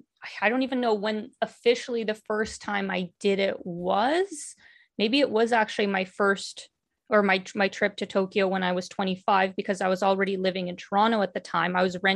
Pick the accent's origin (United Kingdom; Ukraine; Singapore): Ukraine; born there; not only because I was born in Ukraine and speak Russian.